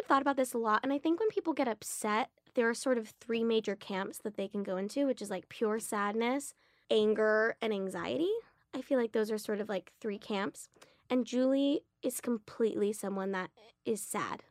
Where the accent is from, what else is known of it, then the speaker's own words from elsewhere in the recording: Los Angeles, California, United States; growing up in West L A and then going to beautiful, vibrant private schools